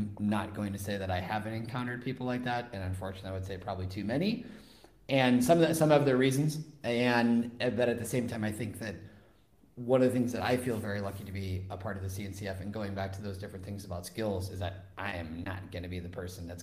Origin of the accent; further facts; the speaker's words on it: West Coast, United States; now in Spain; I'm from the West Coast